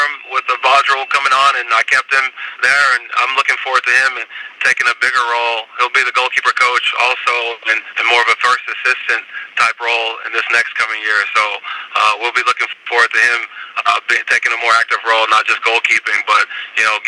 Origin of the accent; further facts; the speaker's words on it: Tulsa, Oklahoma, United States; also born or lived in Nigeria; I decided to go back to my hometown of Tulsa